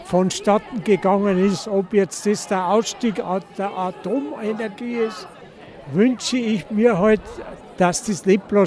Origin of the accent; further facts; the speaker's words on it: Bavaria, Germany; Ich komme aus Niederbayern und wenn ich in meine Heimat fahre und sehe links und rechts vor der Deckendorfer Autobahn die Haufen Solarfelder